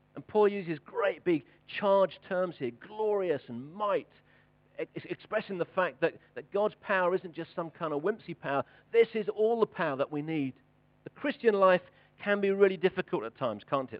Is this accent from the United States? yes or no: no; United Kingdom; we're British